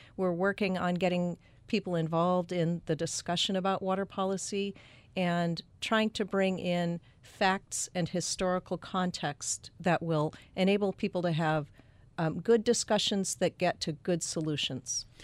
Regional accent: Phoenix, Arizona, United States; I grew up in Phoenix

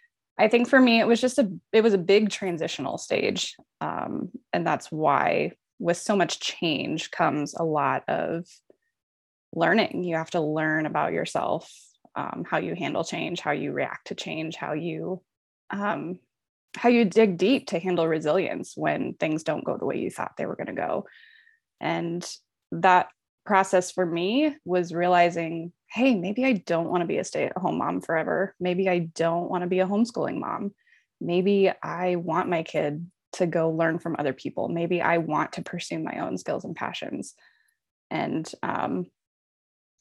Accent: Omaha, Nebraska, United States; moved away as an adult; I am Omaha native, born and raised in Omaha, Nebraska

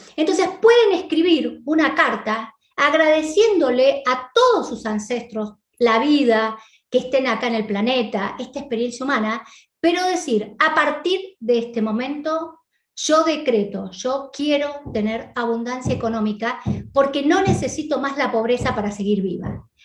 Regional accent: Argentina; moved away; nací en la Argentina

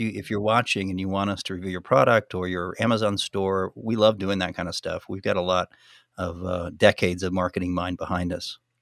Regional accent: United States; I'm American.

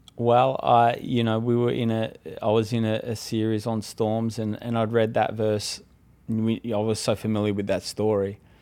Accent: Australia; moved away as an adult; now in California, United States; I'm originally from Australia

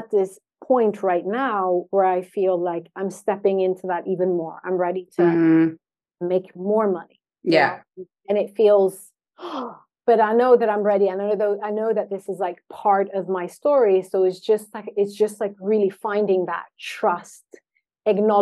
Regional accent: Sweden; I was born and raised in Sweden.

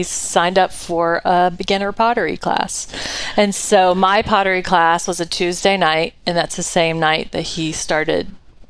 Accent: Georgia, United States; accent: Southern; moved away as an adult; also born or lived in Brunswick, Georgia / Valdosta, Georgia / Atlanta, Georgia; I was born in Brunswick, Georgia, which is kind of the coast, St. Simons, Jekyll Island, and then inland, Valdosta, southern Georgia, close to Florida, I think 10 miles from Florida, and then Atlanta from 18 till we moved here.

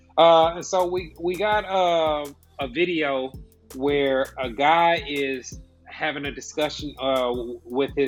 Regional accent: Kansas City, Missouri, United States; I'm from Kansas City

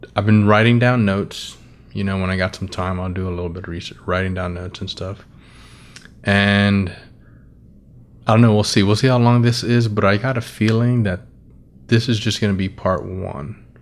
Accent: United States; I'm American

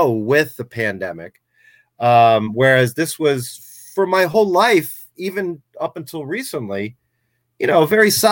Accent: Poughkeepsie, New York, United States; moved away as an adult; now in North Jersey, United States; I'm originally from Poughkeepsie, New York

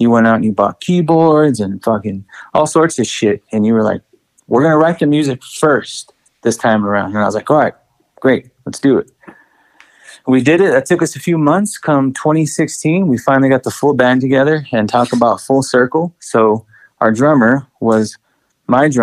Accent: El Paso, Texas, United States; I'm proud to be from Texas

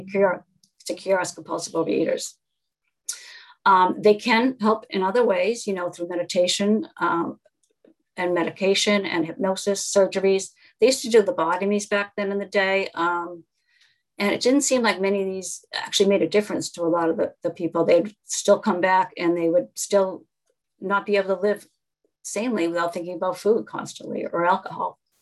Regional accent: Newton, Massachusetts, United States; I was raised in Newton, Massachusetts

